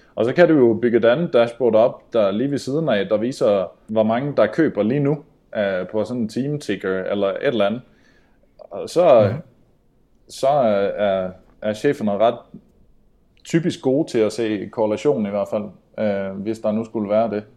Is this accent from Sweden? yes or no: yes; Sweden; moved away; also born or lived in Denmark; jag är svensk